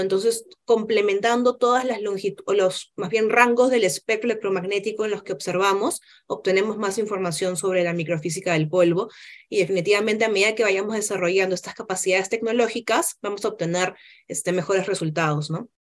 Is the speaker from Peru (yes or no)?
yes; Peru; now in Chile; somos diversos, somos peruanos